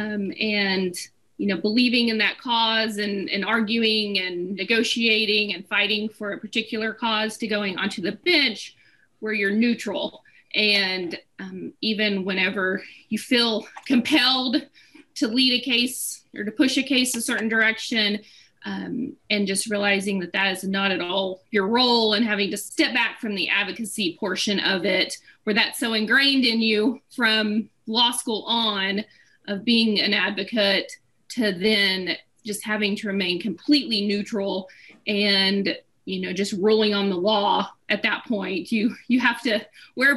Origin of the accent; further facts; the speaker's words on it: Boise City, Oklahoma, United States; moved away; I am originally from Boise City, out in the Panhandle